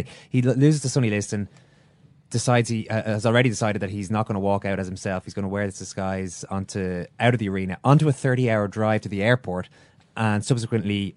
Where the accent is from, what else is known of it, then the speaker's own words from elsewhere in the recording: Ireland; we did as Irish people